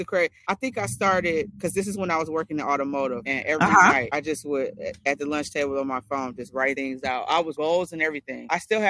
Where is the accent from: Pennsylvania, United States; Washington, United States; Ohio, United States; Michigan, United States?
Michigan, United States; Detroit; I'm from Detroit, born